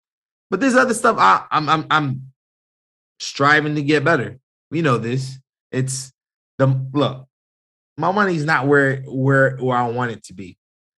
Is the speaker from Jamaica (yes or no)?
yes; Jamaica; people do forget I am Jamaican. I do have family from the islands and all over this country.